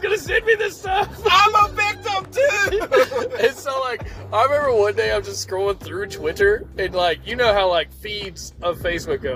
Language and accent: English; Fort Oglethorpe, Georgia, United States; I'm from Fort Oglethorpe, Georgia